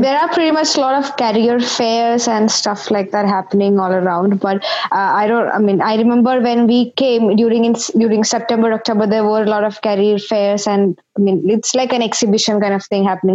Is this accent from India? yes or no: yes; India; moved away as an adult; now in United Kingdom; I am an undergrad from India. So I am basically a lawyer recognized uh, in the Indian jurisdiction